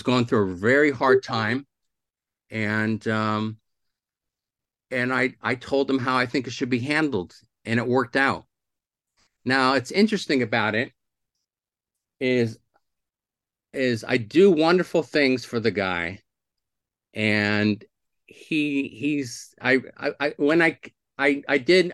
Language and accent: English; Santa Rosa, California, United States; also born or lived in South Philadelphia, Pennsylvania / Irvine, California; I was born in South Philly, but I grew up in Santa Rosa, California, Northern California